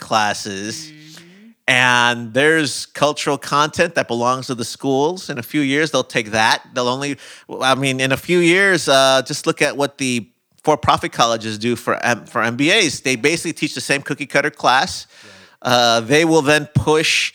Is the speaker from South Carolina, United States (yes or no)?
no; Chicago, Illinois, United States; moved away; I'm from Chicago